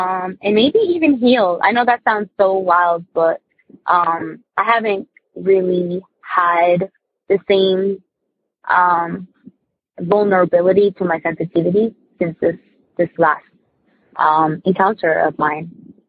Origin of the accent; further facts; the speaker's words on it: New Jersey, United States; I'm from Jersey.